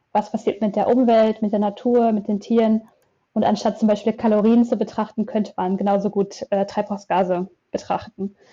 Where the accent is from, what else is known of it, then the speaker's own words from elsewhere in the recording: Münster, North Rhine-Westphalia, Germany; Aus Münster.